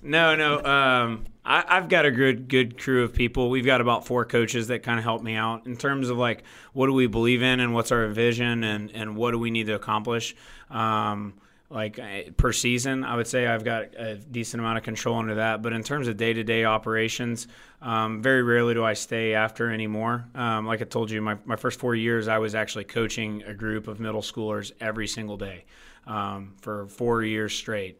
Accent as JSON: {"language": "English", "town": "Martinsville", "region": "Indiana", "country": "United States", "said": "I'm from Martinsville, Indiana, went to I U."}